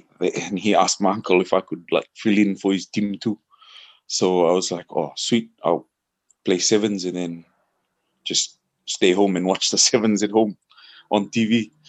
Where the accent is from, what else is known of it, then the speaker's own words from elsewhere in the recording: Suva, Central Division, Fiji; I was born and bred in Suva.